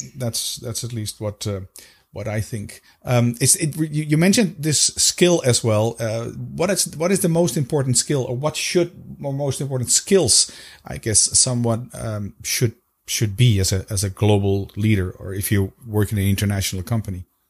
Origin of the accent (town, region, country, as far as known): Netherlands